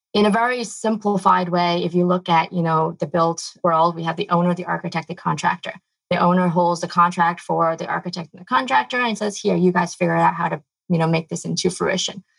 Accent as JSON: {"language": "English", "region": "New York", "country": "United States", "tie": "born or raised there", "moved": "yes", "said": "I grew up in New York."}